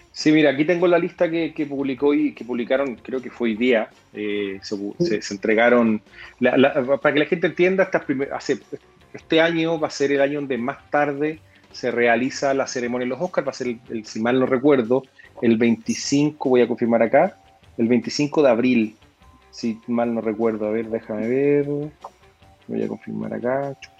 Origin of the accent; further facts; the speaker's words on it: Chile; para nosotros como, como chilenos